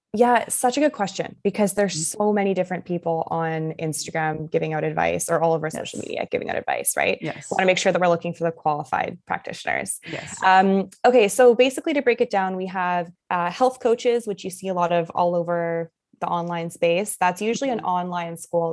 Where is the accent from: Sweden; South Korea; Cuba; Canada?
Canada; also born or lived in Germany; I was born in Germany and then I mm-hmm. was raised in Canada, kind of back and forth